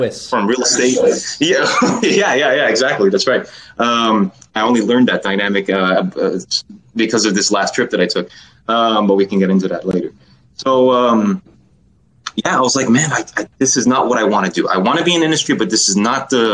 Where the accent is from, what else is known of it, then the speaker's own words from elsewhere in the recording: Los Angeles, California, United States; I was born and raised. I grew up in Los Angeles.